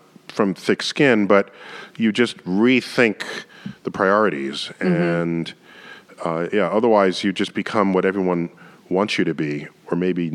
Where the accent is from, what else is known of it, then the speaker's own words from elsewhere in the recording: New York City, New York, United States; as a boy growing up in the Bronx